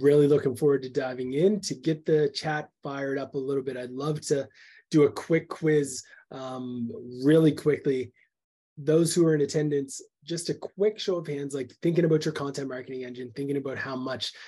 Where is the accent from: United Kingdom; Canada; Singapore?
Canada; I'm a Canadian